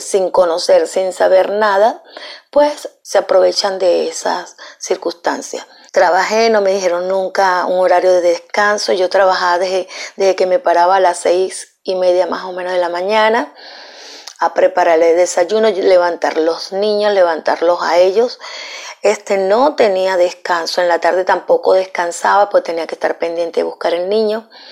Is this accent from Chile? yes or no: no; Venezuela; moved away as an adult; Yo soy una profesional que vengo de Venezuela